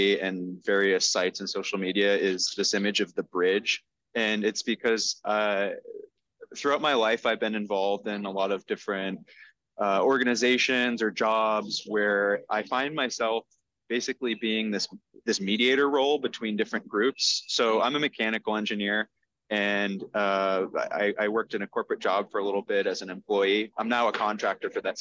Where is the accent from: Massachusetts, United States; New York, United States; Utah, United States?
Massachusetts, United States; North Reading; now in Medford, United States; I grew up in North Reading